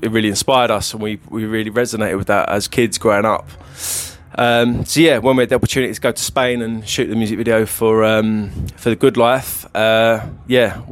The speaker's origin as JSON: {"language": "English", "area": "Essex", "region": "East of England", "country": "United Kingdom", "said": "we're three brothers from Essex from a council estate"}